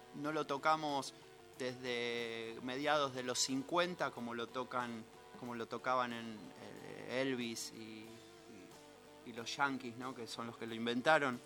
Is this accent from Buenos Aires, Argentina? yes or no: yes; Buenos Aires, Argentina; estamos en Buenos Aires, ponele, acá, cerca del puerto, yo soy porteño